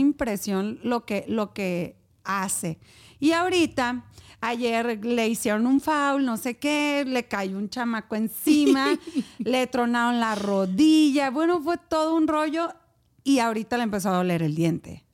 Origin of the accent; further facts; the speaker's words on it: Culiacán, Sinaloa, Mexico; moved away as an adult; now in Hermosillo, Mexico; soy de Culiacán, Sinaloa, vivo en Hermosillo